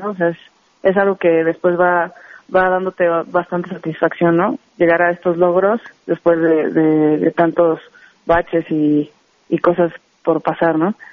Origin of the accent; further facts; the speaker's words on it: Guadalajara, Jalisco, Mexico; now in Mexico City, Mexico; me vengo a la Ciudad de México, yo soy de Guadalajara, y pues empieza esta locura de, del hockey sobre hielo